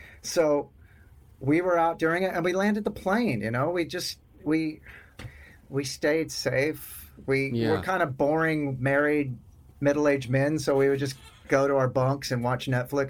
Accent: Sherman, Texas, United States; also born or lived in Austin, Texas; I was born and raised in a town called Sherman, which is about an hour north of Dallas. And it's like a trailer park town. You know, it's real fucking Texas.

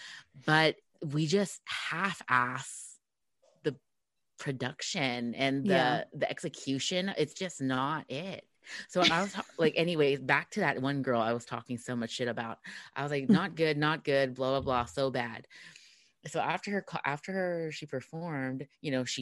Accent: Philippines; I'm Filipina

